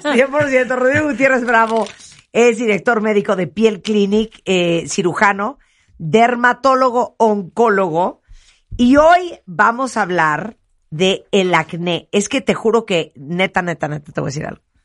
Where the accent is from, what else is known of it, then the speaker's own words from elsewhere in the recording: Nicaragua; soy nicaragüense